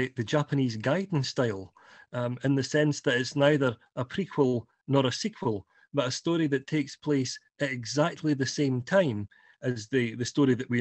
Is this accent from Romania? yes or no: no; Scotland, United Kingdom; being Scottish